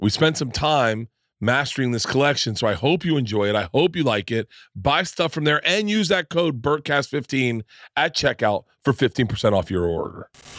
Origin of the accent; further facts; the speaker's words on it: Florida, United States; I grew up in Florida, and I spent my whole childhood like this.